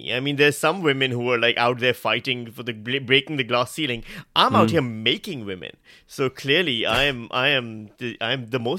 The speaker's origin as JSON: {"language": "English", "country": "Pakistan", "lives_now": "Melbourne, Australia", "said": "Hello, I'm Melbourne's Charles. I'm the Pakistani version of Charles, the knockoff Charles."}